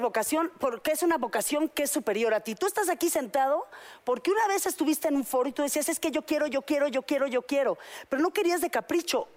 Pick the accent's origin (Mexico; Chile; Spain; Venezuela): Mexico; yo todavía me crié en México